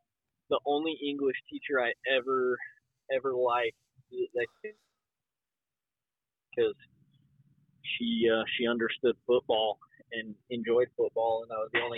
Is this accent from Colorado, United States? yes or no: yes; Colorado, United States; both Caleb and I, we grew up in Colorado together.